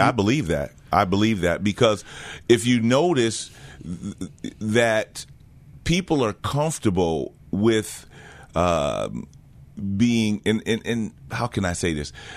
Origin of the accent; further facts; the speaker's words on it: New Jersey, United States; also born or lived in Jamaica / Connecticut; I'm originally from the island of Jamaica. Um, came here when I was about four years old, grew up in, uh, New Jersey